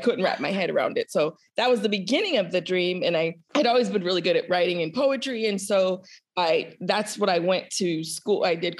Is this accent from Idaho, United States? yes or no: yes; Idaho, United States; I was a military brat, so I grew up in Idaho.